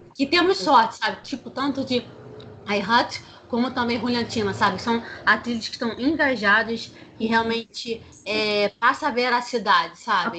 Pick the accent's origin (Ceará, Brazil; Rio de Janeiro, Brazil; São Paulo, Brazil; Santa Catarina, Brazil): Rio de Janeiro, Brazil; tenho 31 anos, sou carioca.